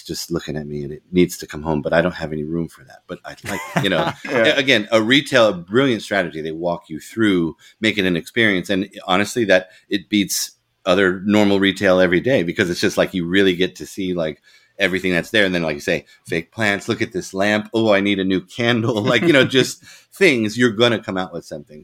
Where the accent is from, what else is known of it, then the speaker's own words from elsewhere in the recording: Colorado, United States; I'm from Colorado originally